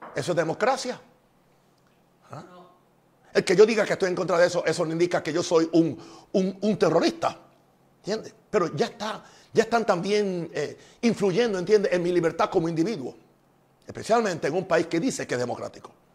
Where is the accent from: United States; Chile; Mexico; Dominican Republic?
United States; En mi país, Estados Unidos